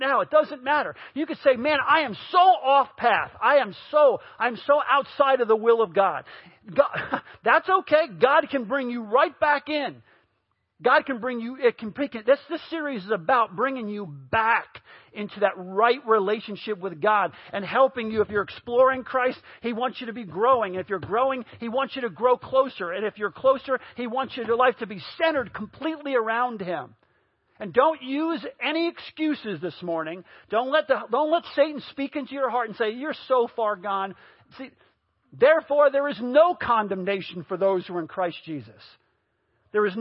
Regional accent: New York, United States; I grew up in New York

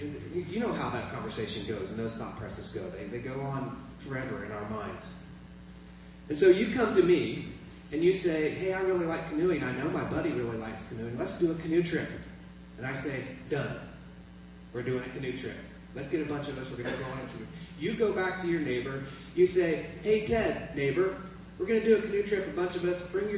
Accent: Kenya; I grew up in Kenya, and my parents were missionaries.

